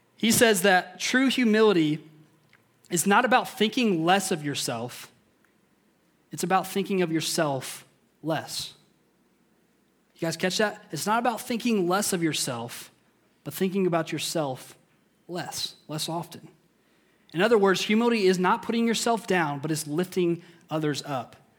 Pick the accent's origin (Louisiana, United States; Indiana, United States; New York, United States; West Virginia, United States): Indiana, United States; I grew up in Indiana.